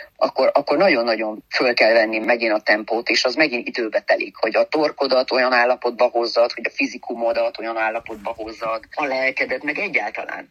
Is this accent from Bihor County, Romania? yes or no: no; Târgu Mureș, Mureș County, Romania; moved away; Marosvásárhelyről, a szülővárosomból